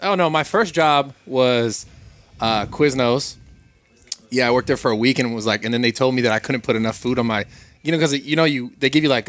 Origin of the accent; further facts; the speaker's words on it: Pacifica, California, United States; Born and raised Pacifica.